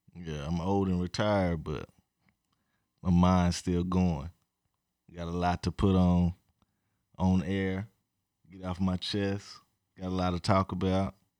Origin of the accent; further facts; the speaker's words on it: Edmond, Oklahoma, United States; I grew up in Edmond, Oklahoma